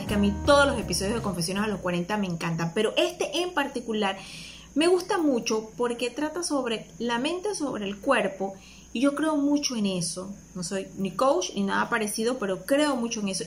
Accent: Panama

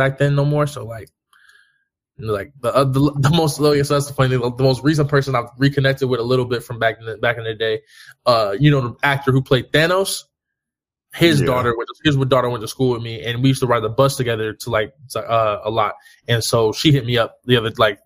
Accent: Inglewood, California, United States; I grew up in Inglewood, California

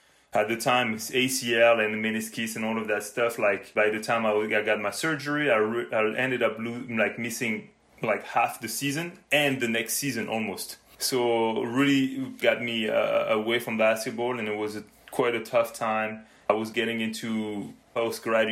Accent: Normandy, France; moved away as an adult; now in Canada; I was born and raised in France, in Normandy more specifically

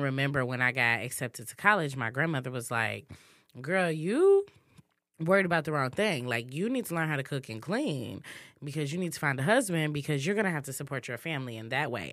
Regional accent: Muskegon, Michigan, United States; I grew up in Muskegon, very small town, um, very southern roots

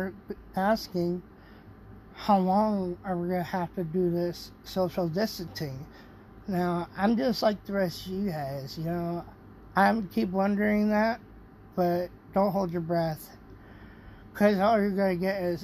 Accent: United States; as an American

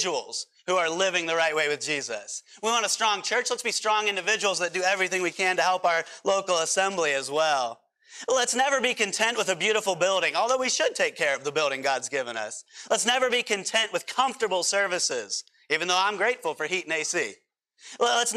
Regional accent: United States; we as American Christians

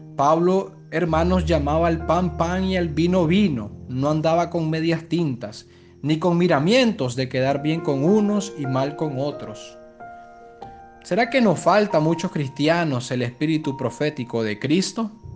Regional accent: Nicaragua; podemos dar como nicaragüenses

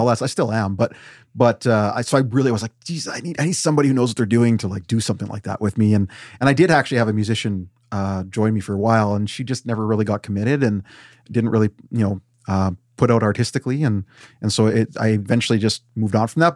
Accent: Weyburn, Saskatchewan, Canada; moved away; I grew up there when there was very few brown people

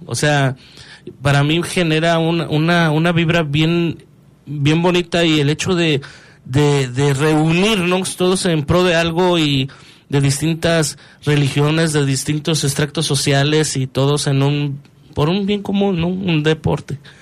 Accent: León, Guanajuato, Mexico; soy leonés, amo León, o sea, amo mi ciudad

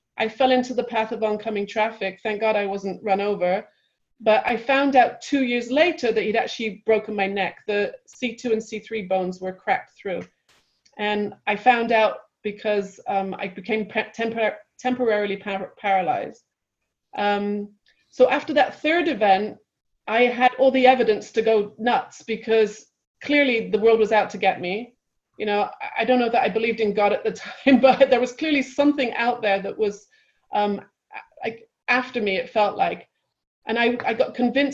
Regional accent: England, United Kingdom; moved away as an adult; also born or lived in Manchester / London; now in California, United States; I grew up in England and I was in college at Manchester University

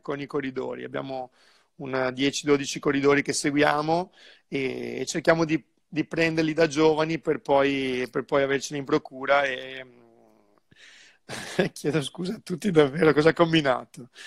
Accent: Sandrigo, Veneto, Italy; also born or lived in Bassano del Grappa / Monaco; sono di Sandrio, però ho vissuto un po' di anni a Bassano, quindi io mm. sono molto, molto legato al mio territorio

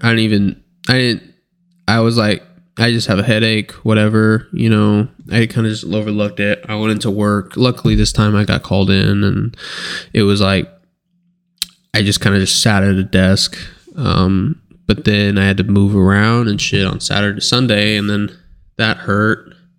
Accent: United States; I'm American.

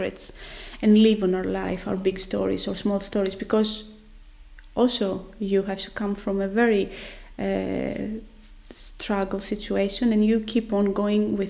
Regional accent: Greece; moved away as an adult; also born or lived in Netherlands; now in Oslo, Norway; I'm coming from Greece

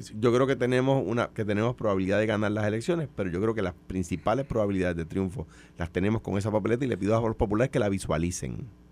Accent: Puerto Rico; siendo puertorriqueños, sin dejar de ser puertorriqueños

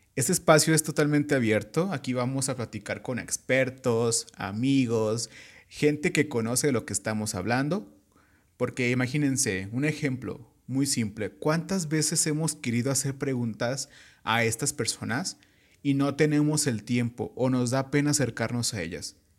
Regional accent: Michoacán, Mexico; sí soy michoacano

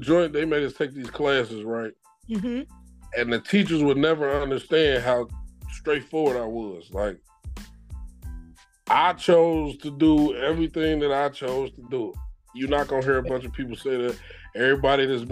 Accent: Westchester, New York, United States; now in Ohio, United States; we grew up in Westchester, but really, we grew up in One of the Hills

